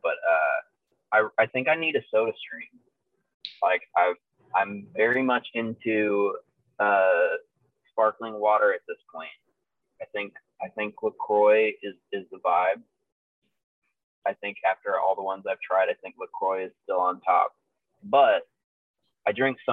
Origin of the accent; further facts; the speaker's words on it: Chicago, Illinois, United States; also born or lived in Indianapolis, United States; now in Nashville, United States; We're all from the Midwest. I'm from Chicago personally. And we live in Nashville now.